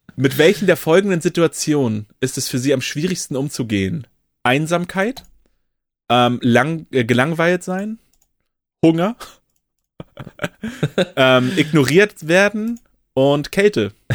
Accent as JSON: {"language": "German", "town": "Oldenburg", "region": "Lower Saxony", "country": "Germany", "said": "als Oldenburger"}